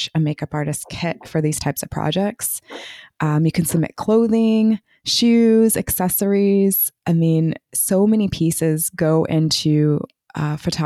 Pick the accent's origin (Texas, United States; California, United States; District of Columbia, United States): District of Columbia, United States; Washington; I'm from the Washington, D.C. area